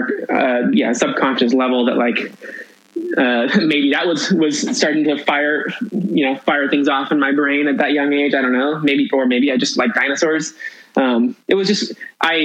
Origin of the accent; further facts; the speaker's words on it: Yorba Linda, California, United States; also born or lived in Whittier, California; we moved from Whittier, California, in May, end of May of 1993. I was like at the end of my second grade year, and we moved, I finished second grade in Whittier, and then we moved to Yorba Linda